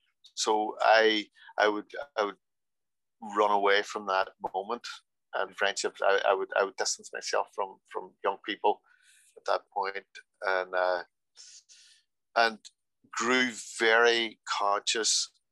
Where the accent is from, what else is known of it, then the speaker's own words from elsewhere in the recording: Ireland; my parents came to Ireland to serve the Lord, and I was born here in Ireland. My mother's from Holland, my father's from England. Yeah. But I always felt Irish, you know, grew up here.